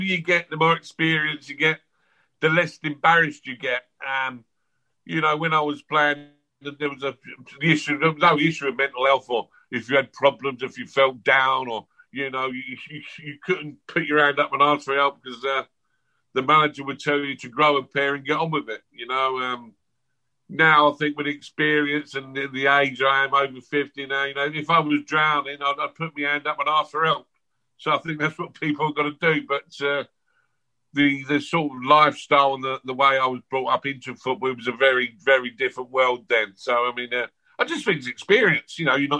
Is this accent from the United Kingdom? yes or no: yes; London, United Kingdom; born there; Autobiography, I was born in South London in 1968 and blah, blah, blah.